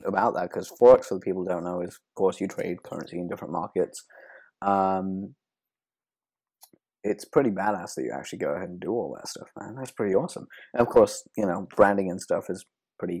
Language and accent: English; England, United Kingdom; I'm from England.